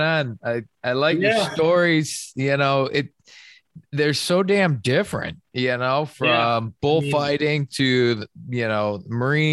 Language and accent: English; Michigan, United States; now in North Carolina, United States; I'm originally from Michigan.